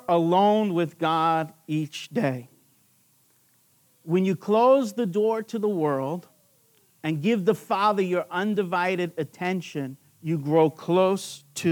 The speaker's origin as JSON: {"language": "English", "area": "Long Island", "region": "New York", "country": "United States", "said": "I'm from Long Island, New York."}